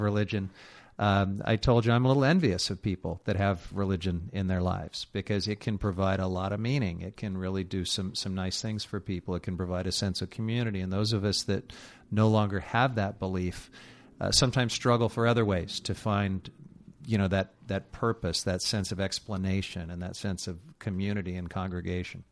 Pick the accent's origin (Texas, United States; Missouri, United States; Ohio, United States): Missouri, United States; a conservative Republican from the state of Missouri, my home state